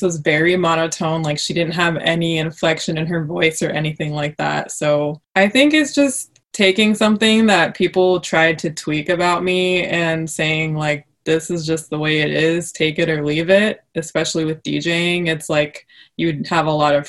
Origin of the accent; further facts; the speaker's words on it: Vancouver, Washington, United States; also born or lived in Portland, Oregon; Grew up in Vancouver, Washington, across the river from Portland